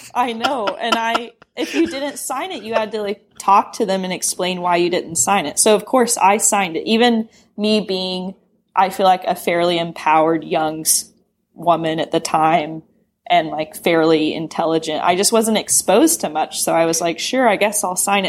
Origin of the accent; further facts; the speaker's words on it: Knoxville, Tennessee, United States; moved away as an adult; now in San Francisco, United States; I grew up in Knoxville, Tennessee